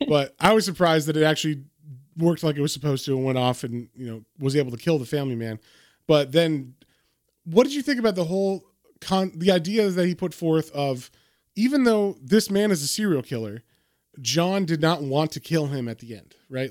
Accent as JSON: {"language": "English", "country": "United States", "said": "as an American"}